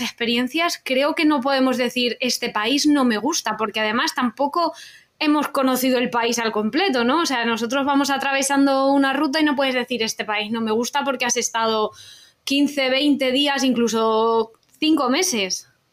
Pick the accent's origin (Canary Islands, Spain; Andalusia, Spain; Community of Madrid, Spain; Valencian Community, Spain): Valencian Community, Spain; Utiel; Nosotros somos de Utiel, de Valencia